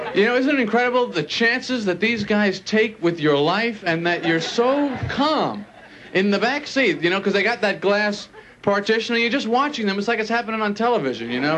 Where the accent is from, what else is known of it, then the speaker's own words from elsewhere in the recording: Long Island, New York, United States; I'm from Long Island, parents live on Long Island